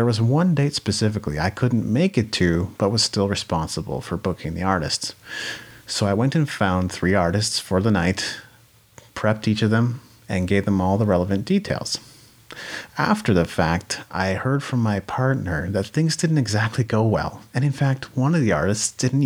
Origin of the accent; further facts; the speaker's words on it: Japan; moved away; I grew up in Japan. That's a way different culture than North America